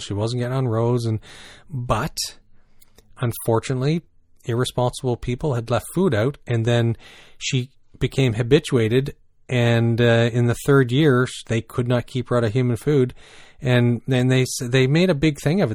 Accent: New Brunswick, Canada; also born or lived in British Columbia; now in Ontario, Canada; growing up in New Brunswick

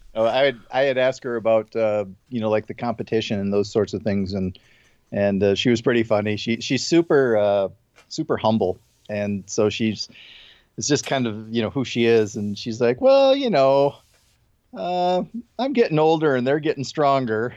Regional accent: Midwest, United States; moved away; I grew up in the Midwest

